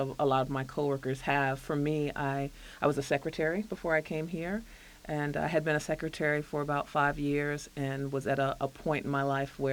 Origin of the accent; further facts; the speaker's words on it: Alexandria, Virginia, United States; I grew up in Alexandria